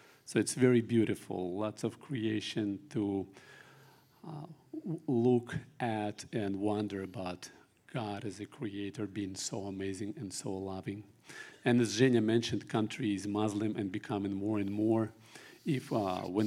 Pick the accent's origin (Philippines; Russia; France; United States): Russia; moved away as an adult; now in Kazakhstan; born in Russia in 1974, coming to my 50 years